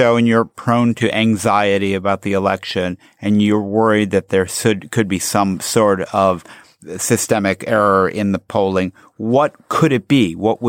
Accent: Chicago, Illinois, United States; I grew up in Chicago

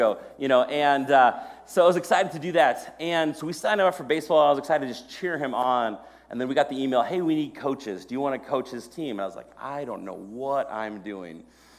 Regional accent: Maple Grove, Minnesota, United States; I grew up here in Maple Grove, and I love this city so much.

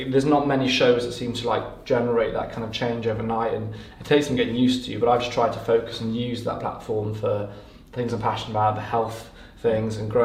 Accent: Carmarthenshire, West Wales, United Kingdom; moved away as an adult; now in London, United Kingdom; I grew up in West Wales in Carmarthenshire, a little town

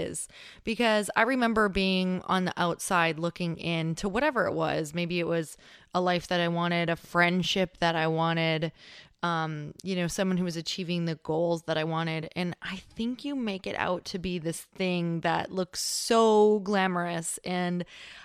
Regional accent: Upper Peninsula of Michigan, United States; accent: Yooper (Upper Michigan); I grew up in Upper Michigan.

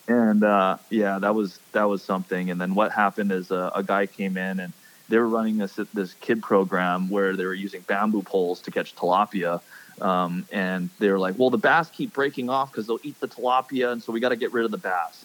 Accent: Hawaii, United States; I'm born and raised in Hawaii, but no, I am not Hawaiian

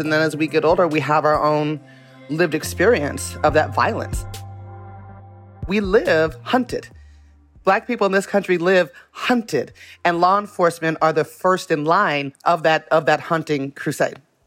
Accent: Las Vegas, Nevada, United States; I was born in Las Vegas

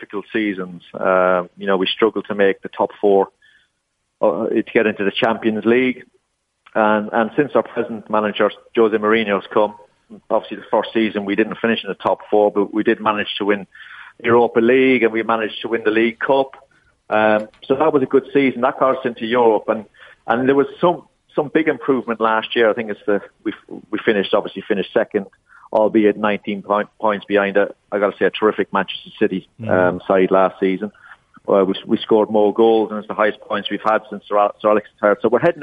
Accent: Ireland; moved away as an adult; I grew up in Ireland

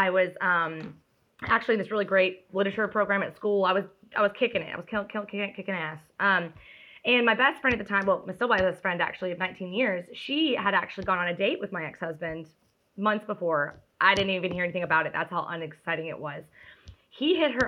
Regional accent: Dacula, Georgia, United States; I'm from Dacula, Georgia.

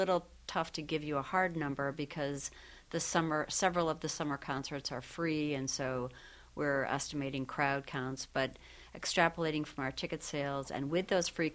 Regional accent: Syracuse, New York, United States; moved away; Syracuse native and I have family in the area.

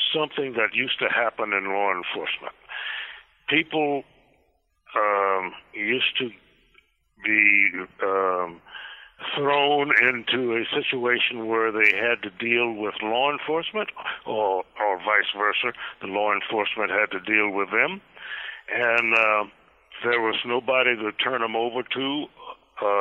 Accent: Maryland, United States; now in New Mexico, United States; I was born in Maryland on a farm

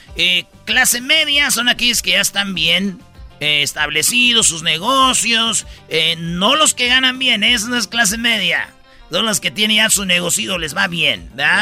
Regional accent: Jiquilpan, Michoacán, Mexico; que sí soy de Michoacán y que soy de Jiquilpan

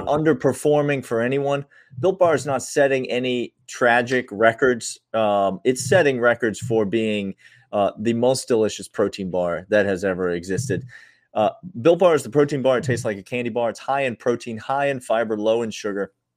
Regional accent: Nashville, Tennessee, United States; my hometown of Nashville

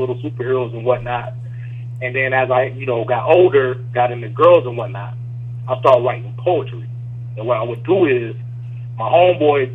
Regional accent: Rochester, New York, United States; now in Atlanta, United States; I'm actually originally from upstate New York, Rochester. 585 represent.

